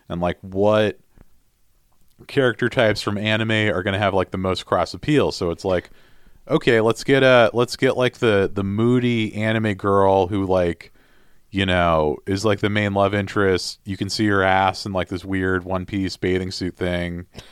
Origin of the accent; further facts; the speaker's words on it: United States; I'm also American